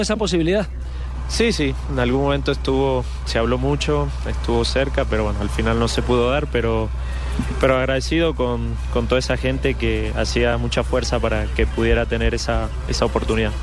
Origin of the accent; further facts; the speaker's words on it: Argentina; now in Colombia; nací en Argentina